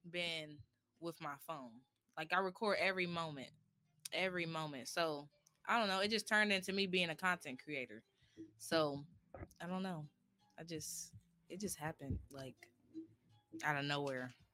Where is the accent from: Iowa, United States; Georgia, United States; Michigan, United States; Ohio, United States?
Ohio, United States; Columbus; I'm 24 years old. I'm from Columbus, Ohio, and I'm a content creator.